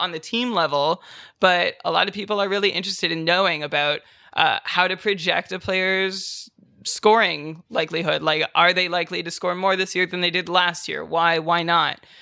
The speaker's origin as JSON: {"language": "English", "town": "Ottawa", "region": "Ontario", "country": "Canada", "tie": "born or raised there", "also_born_or_lived": "Japan", "said": "born and raised in Ottawa."}